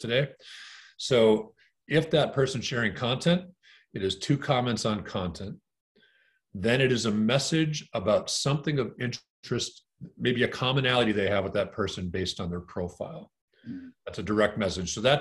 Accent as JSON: {"language": "English", "town": "Green Bay", "region": "Wisconsin", "country": "United States", "tie": "born or raised there", "said": "I grew up in Green Bay, Wisconsin"}